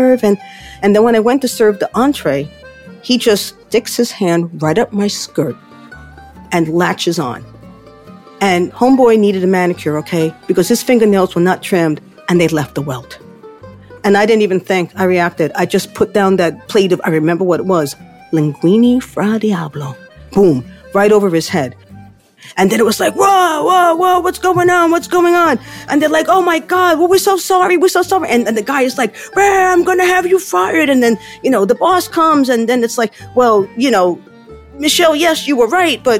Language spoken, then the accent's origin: English; New York City, New York, United States; I'm from the Bronx